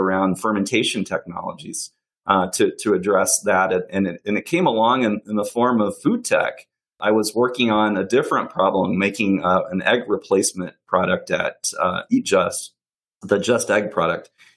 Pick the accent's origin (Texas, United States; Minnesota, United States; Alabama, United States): Alabama, United States; growing up in Alabama